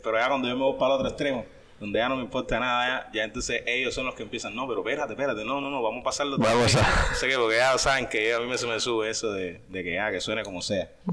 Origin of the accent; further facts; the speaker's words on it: Cuba; de Cuba